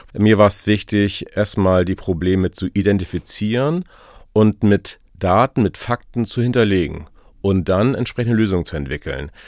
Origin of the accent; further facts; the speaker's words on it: Glücksburg, Schleswig-Holstein, Germany; ich bin an der Ostsee geboren. Mein, äh, meine Sandkiste war der Strand in Glücksburg tatsächlich. Äh, meine Mutter ist äh, gefühlt jeden Morgen mit mir zum Strand gelaufen in Glücksburg und ähm, da bin ich groß geworden